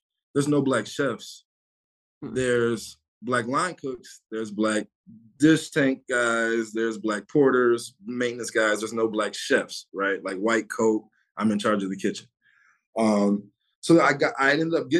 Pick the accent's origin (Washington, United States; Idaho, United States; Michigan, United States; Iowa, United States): Michigan, United States; Detroit; I'm from Southwest Detroit.